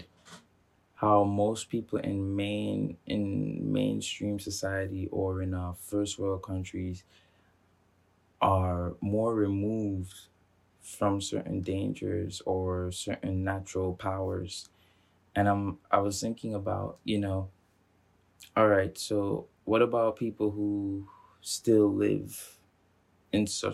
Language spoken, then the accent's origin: English; Montserrat; moved away; I grew up on Montserrat